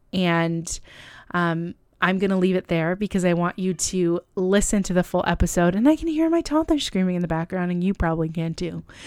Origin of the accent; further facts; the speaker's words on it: California, United States; moved away as an adult; also born or lived in Buffalo, New York; I'm originally from California and I moved to Buffalo